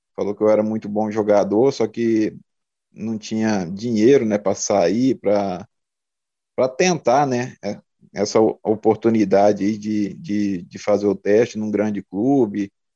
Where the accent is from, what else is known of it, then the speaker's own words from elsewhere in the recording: Nova Xavantina, Mato Grosso, Brazil; moved away; also born or lived in Água Boa, Mato Grosso; Eu nasci em Água Boa, né? Uma cidade do interior de Mato Grosso